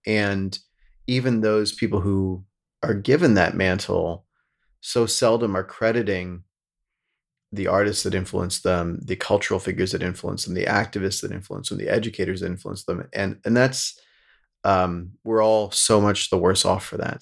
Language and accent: English; rural Pennsylvania, United States; now in New York, United States; I grew up in the Sticks and, like, rural Pennsylvania